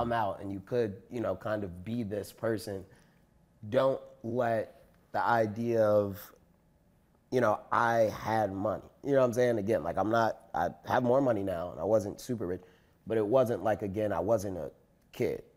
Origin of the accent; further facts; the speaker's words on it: Chicago, Illinois, United States; I went to Skinner School, even though I was from the South Side, even though, like, I lived in, you know, whatever neighborhood my parents made a way for me to go to this classical school that was on the other side of the city